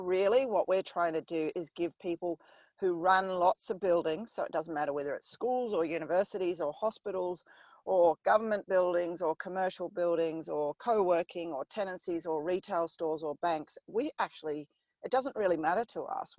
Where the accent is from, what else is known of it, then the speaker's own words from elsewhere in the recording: New Zealand; I grew up in New Zealand